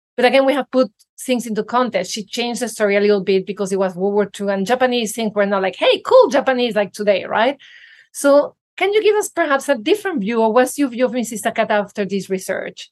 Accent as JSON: {"language": "English", "country": "Venezuela", "tie": "born or raised there", "moved": "yes", "said": "I grew up in Venezuela"}